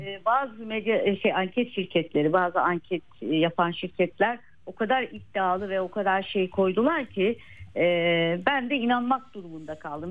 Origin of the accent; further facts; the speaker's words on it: Malatya, Turkey; moved away; Deprem bölgesi benim memleketim